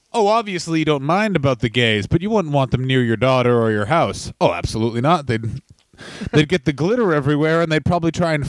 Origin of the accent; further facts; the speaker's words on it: Taiwan; It's like, I'm from Taiwan. What part of China is that?